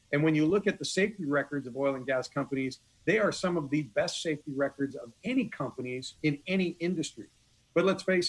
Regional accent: California, United States; moved away as an adult; also born or lived in Long Beach, California; now in Corpus Christi, United States; I'm a Californian by birth, but I'm a Texan by choice

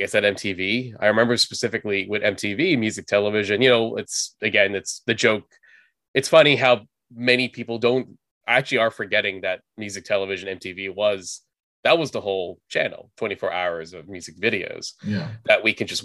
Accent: Southern California, United States; I was born in Southern California. My family's from the Philippines. They moved here mid 70s. My brother, my sister came here early 80s, and I was born in 83. Kind of grew up here, never really lived outside of the state

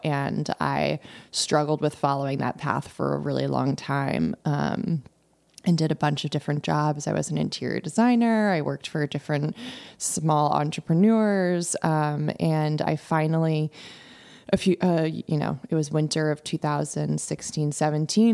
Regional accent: Darien, Connecticut, United States; also born or lived in London / Norwalk; I grew up in Darien, so I grew up in the area.

